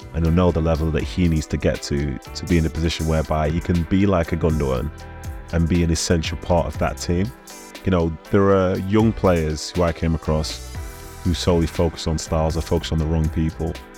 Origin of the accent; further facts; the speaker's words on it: Nigeria; I'm from Nigeria